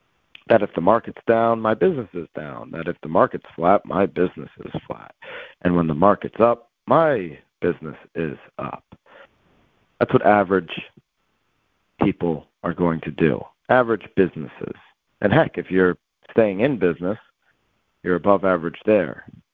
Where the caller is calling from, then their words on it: Connecticut, United States; I'm calling in from Connecticut.